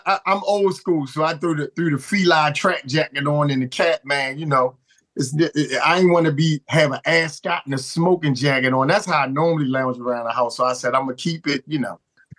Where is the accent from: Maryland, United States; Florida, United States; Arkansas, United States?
Maryland, United States; Baltimore; I grew up in the Douglas Projects, man. I was born in Flag House Projects. And then when I turned 4, we moved up in the same housing projects that my grandmother lived in, Douglas Projects.